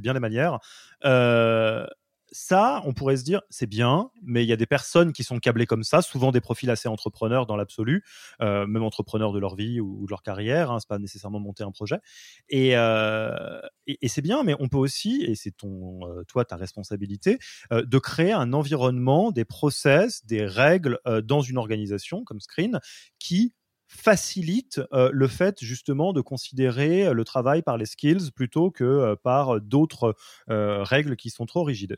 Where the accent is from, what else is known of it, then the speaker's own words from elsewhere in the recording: France; en tant que Français